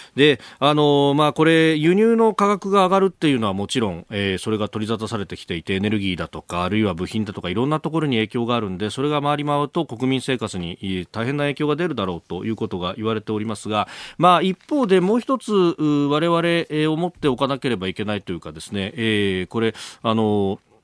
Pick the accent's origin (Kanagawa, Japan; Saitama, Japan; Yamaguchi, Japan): Kanagawa, Japan; 故郷の神奈川はあ僕のところはね046だった